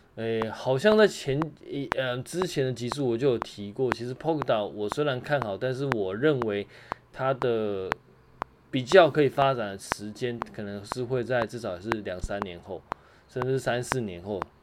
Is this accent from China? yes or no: no; Taiwan; 像我们台湾这边有疫情啊